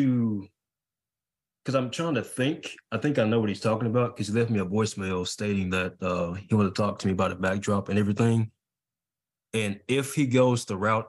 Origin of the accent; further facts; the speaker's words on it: Birmingham, Alabama, United States; I'm in Alabama and I'm from Birmingham and we have like a lot of gun violence